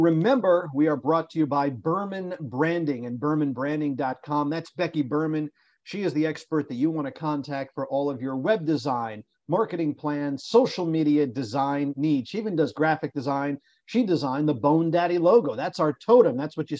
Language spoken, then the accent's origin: English; Canada; And I have to tell you, as a Canadian, you're a Canadian.